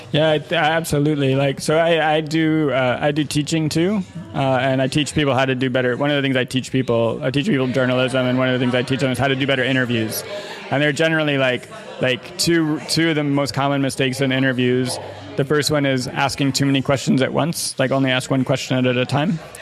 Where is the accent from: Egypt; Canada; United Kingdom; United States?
United States; Evanston, Illinois; moved away as an adult; now in Los Angeles, United States; we were growing up in Evanston, Illinois, which is a, you know, uh, fairly well-to-do suburb of Chicago